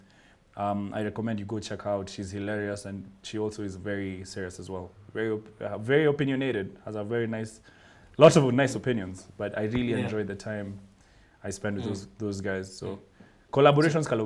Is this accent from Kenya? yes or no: yes; Kenya; I'm Kenyan